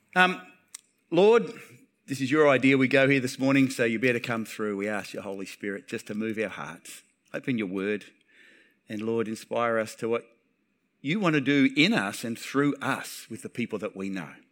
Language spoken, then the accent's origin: English; Townsville, Queensland, Australia; I'm a local